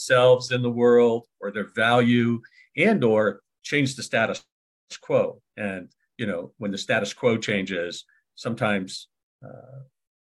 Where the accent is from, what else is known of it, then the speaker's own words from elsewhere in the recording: California, United States; also born or lived in San Francisco Bay Area; I'm also from California. I was born in California